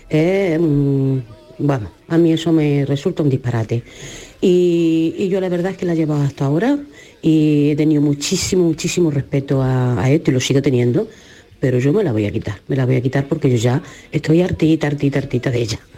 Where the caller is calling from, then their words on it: Jaén, Andalusia, Spain; Hola, buenos días. Yo soy … de Jaén.